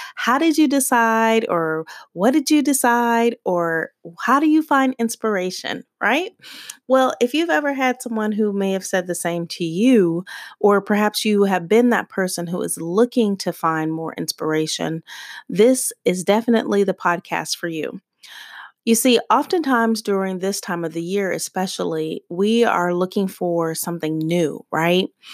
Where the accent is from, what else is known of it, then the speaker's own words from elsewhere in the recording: Tucson, Arizona, United States; being a girl growing up in Tucson, Arizona